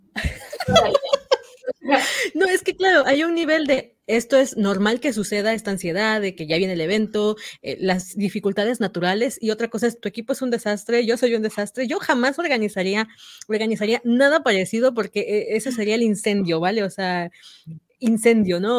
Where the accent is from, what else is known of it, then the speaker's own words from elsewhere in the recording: Oaxaca, Mexico; mis paisanas eh, de Oaxaca, somos de Oaxaca